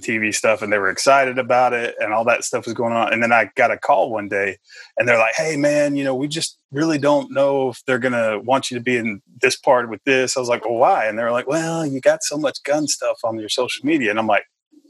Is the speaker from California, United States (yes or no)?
no; Texas, United States; accent: country; now in Tennessee, United States; You hear the little country accent. I'm originally from Texas. I've lived most of my life in Tennessee.